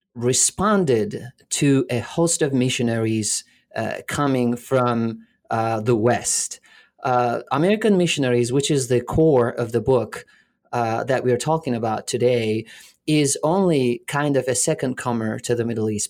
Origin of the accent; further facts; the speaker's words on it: Alanya, Antalya, Turkey; also born or lived in Canada; now in Florida, United States; I was born in Alanya, which is a, uh, a little uh, touristy place in southern uh, Turkey